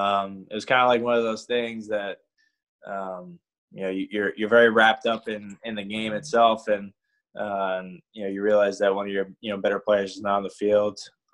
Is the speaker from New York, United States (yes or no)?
yes; New York, United States; I'm from New York, so growing up and watching Wayne Corbett, obviously Jerry Rice, all those guys